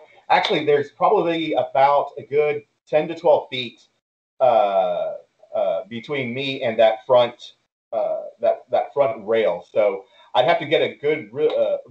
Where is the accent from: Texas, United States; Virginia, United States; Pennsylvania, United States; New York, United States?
Texas, United States; Houston; also born or lived in Deer Park, Texas / San Marcos, Texas; I grew up here in Houston